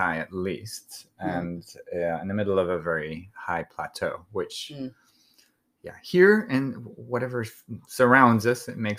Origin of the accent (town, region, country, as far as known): Vitoria-Gasteiz, Basque Country, Spain